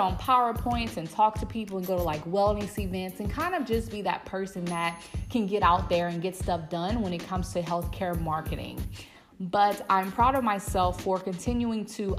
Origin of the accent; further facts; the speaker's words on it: Louisiana, United States; I am back in my hometown in Louisiana.